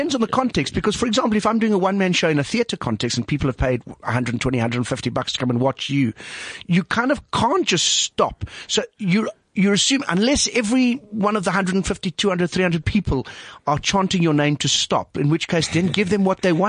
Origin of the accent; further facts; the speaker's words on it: Vanderbijlpark, Gauteng, South Africa; It's all right. I grew up in Vanderbijlpark.